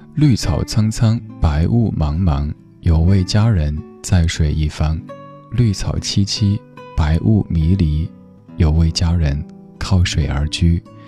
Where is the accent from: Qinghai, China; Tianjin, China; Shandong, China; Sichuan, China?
Sichuan, China; Chengdu; now in Beijing, China; 在我家乡那边